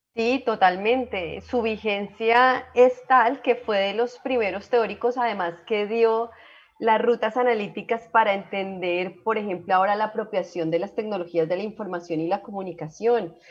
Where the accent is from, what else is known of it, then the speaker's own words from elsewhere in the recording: Colombia; nosotros somos muy afortunados como colombianos